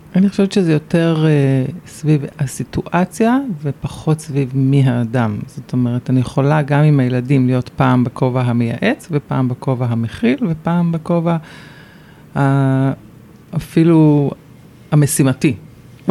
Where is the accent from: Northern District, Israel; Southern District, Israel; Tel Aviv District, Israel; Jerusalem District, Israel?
Jerusalem District, Israel; Jerusalem; moved away as an adult; now in Ramat HaSharon, Israel; רוב שנות ילדותי היו ברמת דניה